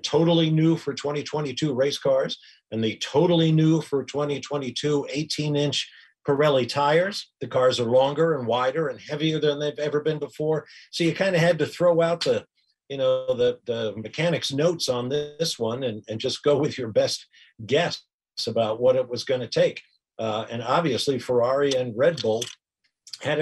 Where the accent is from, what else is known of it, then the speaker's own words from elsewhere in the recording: Atlanta, Georgia, United States; my hometown of Atlanta, Georgia